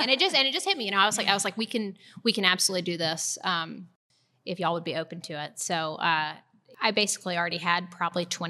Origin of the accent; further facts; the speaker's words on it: Winston-Salem, North Carolina, United States; moved away; Always wanted to move back to Winston. I'm from Winston.